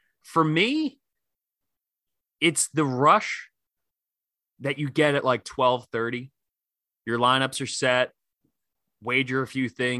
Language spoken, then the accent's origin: English; outside of Philly, Pennsylvania, United States; I grew up outside of Philly.